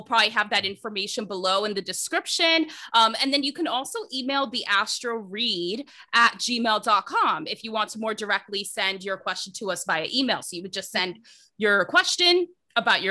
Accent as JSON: {"language": "English", "region": "New Jersey", "country": "United States", "also_born_or_lived": "Toronto, Canada", "moved": "as an adult", "lives_now": "Vancouver, Canada", "said": "I'm a Jersey girl, just like you. I'm originally from New Jersey"}